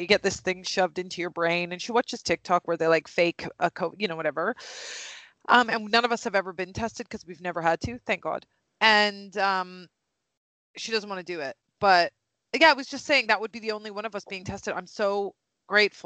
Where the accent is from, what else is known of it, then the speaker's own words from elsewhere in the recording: Canada; moved away; I'm not even from the cold part of Canada either. I'm from the warm part of Canada